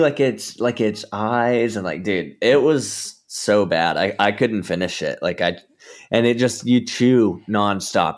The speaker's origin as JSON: {"language": "English", "region": "Georgia", "country": "United States", "moved": "yes", "lives_now": "Southern California, United States", "said": "I'm from Georgia originally"}